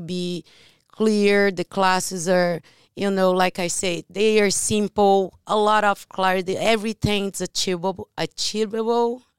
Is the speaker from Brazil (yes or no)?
yes; Brazil; English is a second language; moved away; I am from Brazil